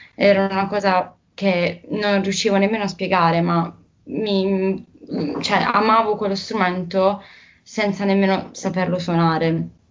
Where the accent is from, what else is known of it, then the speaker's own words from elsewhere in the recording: Bari, Apulia, Italy; io mm, sono una ragazza di Bari, che appunto è una città eh, bellissima che si trova nel sud Italia